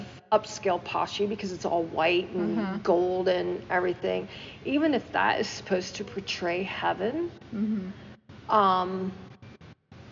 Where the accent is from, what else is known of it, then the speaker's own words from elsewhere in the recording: United States; I am American